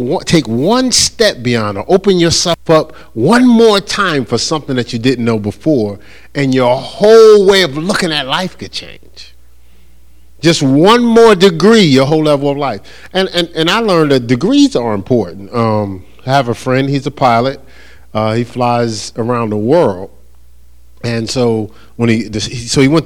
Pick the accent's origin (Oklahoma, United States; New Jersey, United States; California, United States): New Jersey, United States; I'm from New Jersey